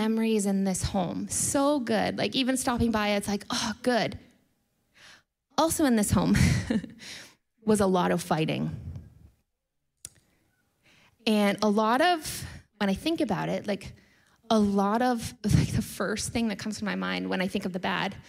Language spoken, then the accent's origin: English; United States; I'm American